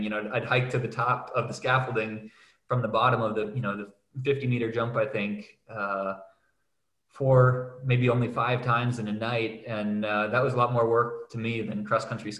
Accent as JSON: {"language": "English", "town": "Minneapolis", "region": "Minnesota", "country": "United States", "tie": "born or raised there", "also_born_or_lived": "Switzerland / Vermont", "moved": "as an adult", "lives_now": "Innsbruck, Austria", "said": "I grew up in Minneapolis, Minnesota"}